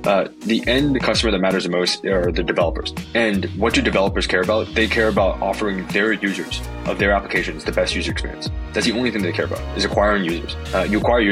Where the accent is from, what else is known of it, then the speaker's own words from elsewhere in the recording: San Francisco, California, United States; born and raised in San Francisco in the Bay Area, and never left